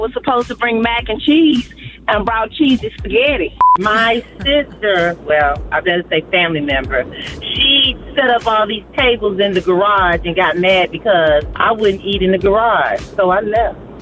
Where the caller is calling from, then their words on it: Houston, Texas, United States; I'm calling from Houston, Texas.